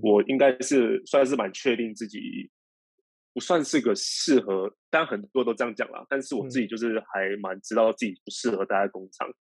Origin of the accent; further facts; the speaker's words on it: Taichung, Taiwan; moved away as an adult; now in Ho Chi Minh City, Vietnam; 因为我是台中人嘛